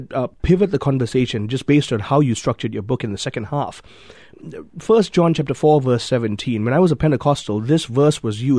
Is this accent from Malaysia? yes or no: yes; Malaysia; I grew up in Malaysia.